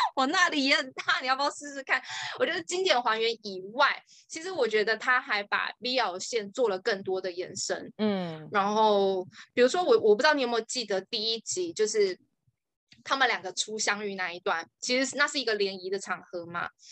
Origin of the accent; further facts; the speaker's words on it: Taiwan; 我们台湾人讲话比较不会字正腔圆